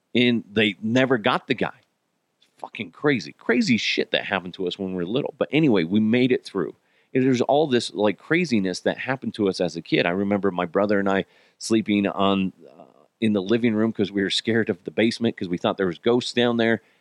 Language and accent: English; Broomfield, Colorado, United States; also born or lived in Arizona; the majority of my childhood was in the great city of Broomfield, Colorado